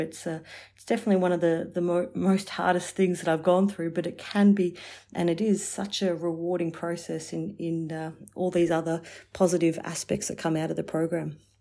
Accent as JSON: {"language": "English", "town": "Warragul", "region": "Victoria", "country": "Australia", "tie": "born or raised there", "also_born_or_lived": "Melbourne", "said": "going back to my hometown of, um, of Warragul and working there for three years"}